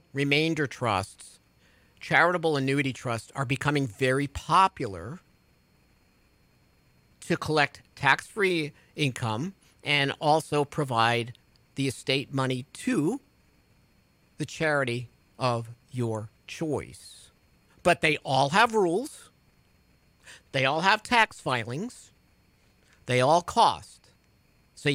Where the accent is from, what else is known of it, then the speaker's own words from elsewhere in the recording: New York, United States; moved away; people in my hometown in New York